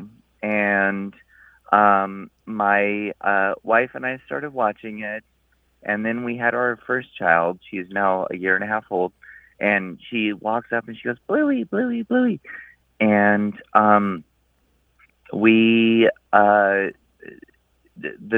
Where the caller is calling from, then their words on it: Omaha, Nebraska, United States; I'm calling from Omaha, Nebraska